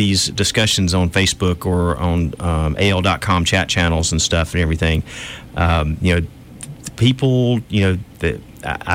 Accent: Eufaula, Alabama, United States; also born or lived in Birmingham, Alabama / Irondale, Alabama; I grew up in Eufaula, a little small town in South Alabama, and moved to the big city my junior year in high school to Birmingham.

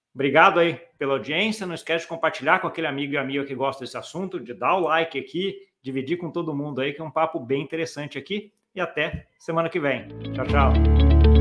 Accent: Brazil; como brasileiro

